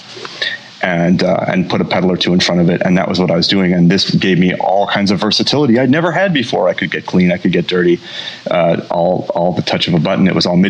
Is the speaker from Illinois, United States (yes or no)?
yes; Champaign, Illinois, United States; my hometown then of Champaign